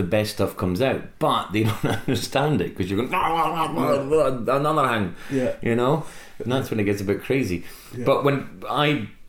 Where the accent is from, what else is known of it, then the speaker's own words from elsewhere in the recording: Scotland, United Kingdom; moved away as an adult; now in England; I didn't want to be another Scottish comedian. I just wanted to be a comedian who just happens to be Scottish